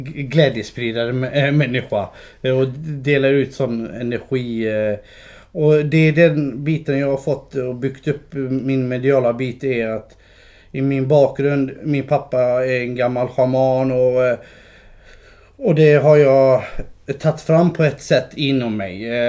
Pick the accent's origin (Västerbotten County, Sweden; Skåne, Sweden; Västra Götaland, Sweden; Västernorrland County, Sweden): Skåne, Sweden; also born or lived in Kurdistan; Jag är uppvuxen i Skåne. Nej. Eh, jag kom, eh, jag kom eh, till Skåne som en fyraåring